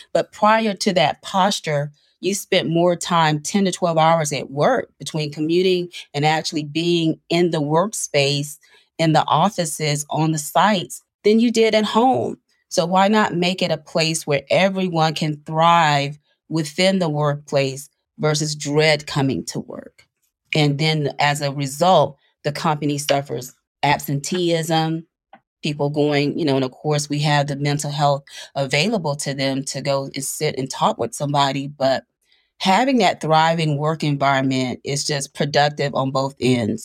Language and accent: English; Panama City, Florida, United States; I was raised in Panama City, Florida